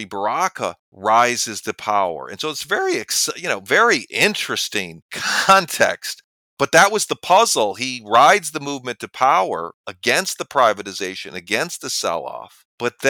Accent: upstate New York, United States; moved away as an adult; also born or lived in New Orleans; now in New Jersey, United States; I grew up in upstate New York

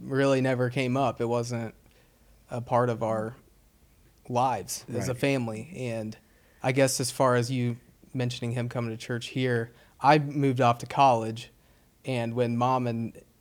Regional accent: Wabash, Indiana, United States; moved away as an adult; also born or lived in Idaho; I was from Wabash, Indiana

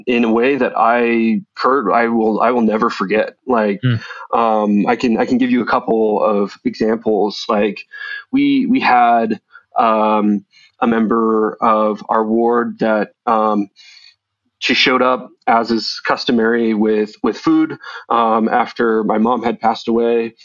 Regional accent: Sandy, Utah, United States; moved away; I grew up in the suburbs of Salt Lake. I grew up in Sandy

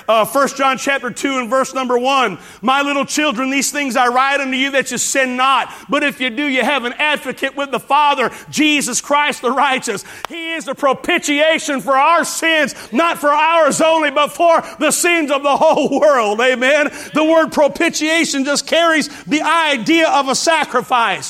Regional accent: Hammond, Indiana, United States; growing up in Hammond, Indiana

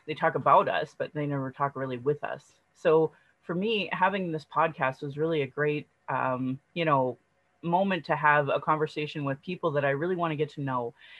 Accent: Calgary, Alberta, Canada; also born or lived in Fort McMurray / Sylvan Lake; I was born here in Calgary. I moved to Fort McMurray, and then we went to Sylvan Lake. And when we lived in Sylvan Lake, it wasn't a big town yet. It was like still 2,000 people.

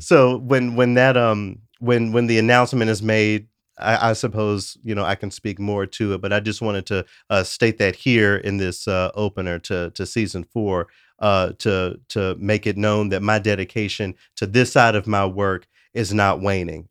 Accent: Tennessee, United States; it shouts out my home state.

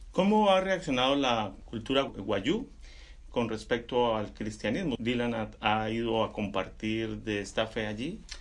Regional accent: Sogamoso, Boyacá, Colombia; yo soy colombiano también. Crecí en un lugar que eh, se llama Sogamoso, Boyacá

